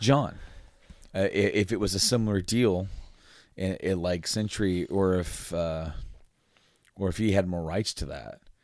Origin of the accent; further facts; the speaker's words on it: Frankfort, Indiana, United States; we're from, like, like, around Indy area, Frankfort, Indiana